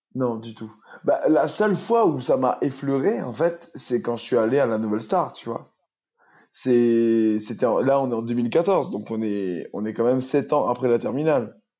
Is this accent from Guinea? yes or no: no; Saint-Benoît, Réunion; moved away; also born or lived in Albi; j'ai grandi à Saint-Benoît dans un quartier agricole.